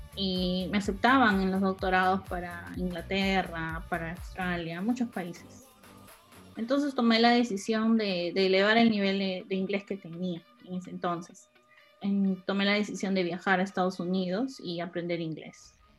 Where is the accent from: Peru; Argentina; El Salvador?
Peru; moved away; yo era la única peruana en ese entonces, mujer